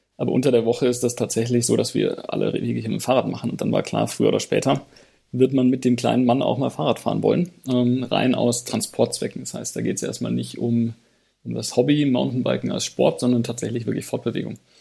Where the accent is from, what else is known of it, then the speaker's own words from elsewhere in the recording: Radolfzell, Baden-Württemberg, Germany; aus meiner Heimatstadt Radolfzell am Bodensee